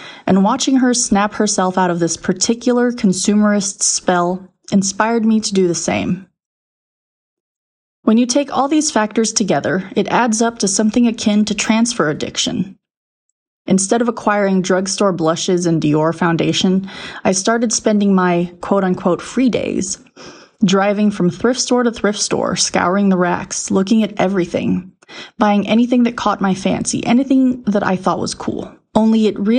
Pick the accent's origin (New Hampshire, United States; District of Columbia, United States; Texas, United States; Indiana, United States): Texas, United States; I'm from Texas